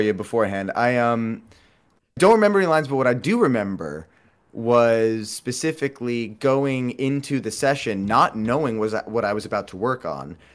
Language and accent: English; New York, United States; growing up in New York